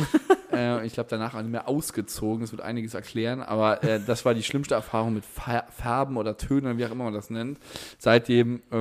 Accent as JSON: {"language": "German", "town": "Ottweiler", "region": "Saarland", "country": "Germany", "tie": "born or raised there", "said": "Es war das erste Mal, dass ich rausgekommen bin aus Ottweiler und Saarbrücken, Homburg."}